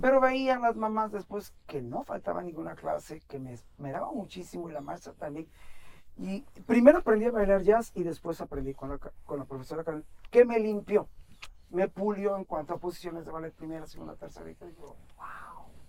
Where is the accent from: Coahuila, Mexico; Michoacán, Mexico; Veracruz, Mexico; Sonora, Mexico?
Veracruz, Mexico; nací en el puerto de Veracruz en 1960